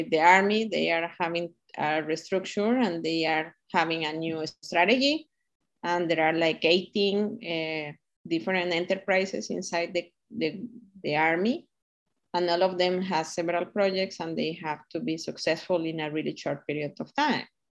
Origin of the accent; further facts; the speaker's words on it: Costa Rica; Costa Ricans, that the word is ticos, we are kind of the same, that is igualiticos